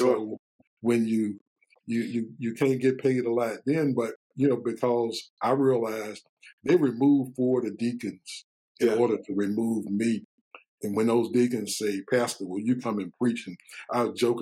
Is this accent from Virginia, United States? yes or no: yes; Richmond, Virginia, United States; also born or lived in Washington, D.C.; growing up in Richmond, as a black person